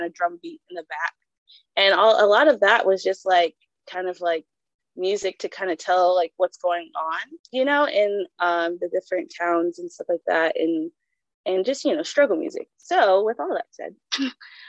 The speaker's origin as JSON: {"language": "English", "country": "Jamaica", "said": "I'm Jamaican, so I'm really used to reggae."}